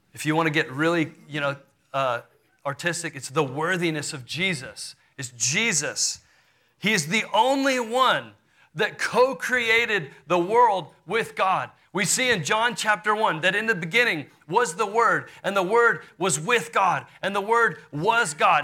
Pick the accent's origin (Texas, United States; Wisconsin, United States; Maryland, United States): Texas, United States; Houston; I grew up in Houston, Texas.